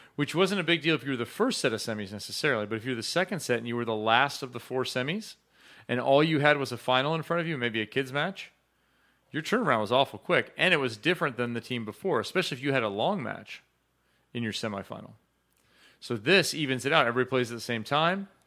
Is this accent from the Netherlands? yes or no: no; Chicago, Illinois, United States; growing up in Chicago